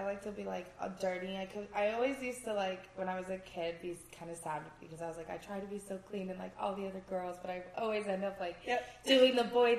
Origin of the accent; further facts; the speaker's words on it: Arizona, United States; moved away as an adult; also born or lived in Michigan; now in Nevada, United States; Yeah, I was born in Michigan. I was only there for like 8 months. And then my dad worked for General Motors. So we had to move to Arizona and I was raised there my whole